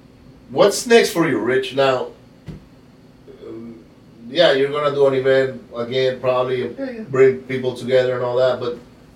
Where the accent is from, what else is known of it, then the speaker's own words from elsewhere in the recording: Venezuela; Oh, yeah. Yeah, it happens. I grew up in Venezuela.